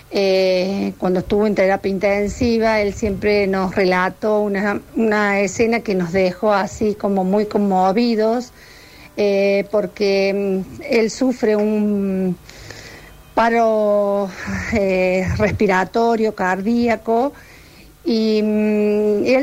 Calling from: Villa Allende, Córdoba, Argentina; Hola, buenas tardes. … de Villa Allende.

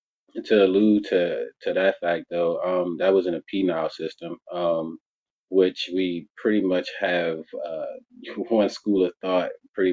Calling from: Virginia, United States; Virginia, United States.

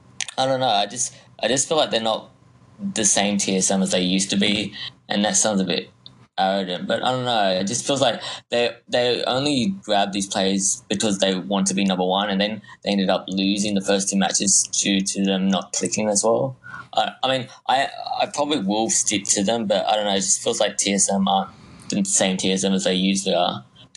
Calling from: Victoria, Australia; From Victoria in Australia.

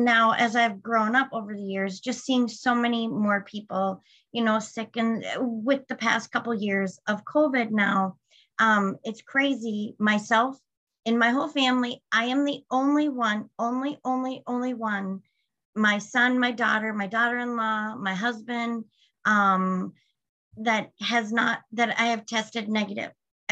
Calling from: Sartell, Minnesota, United States; I am calling from Sartell, Minnesota.

